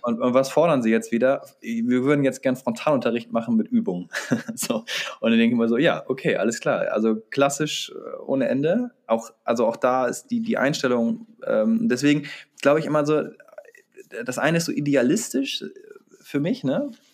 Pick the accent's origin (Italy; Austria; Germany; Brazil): Germany; Bremen; Wir bei uns in Bremen